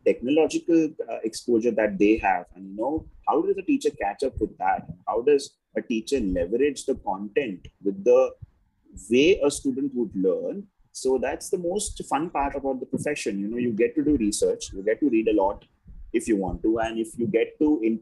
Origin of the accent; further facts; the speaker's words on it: Mumbai, Maharashtra, India; I grew up in Bombay